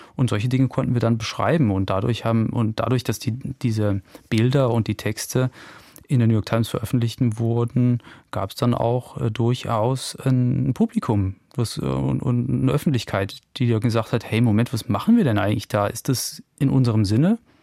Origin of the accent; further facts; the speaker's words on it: Germany; in der Eifel, wo ich herkomme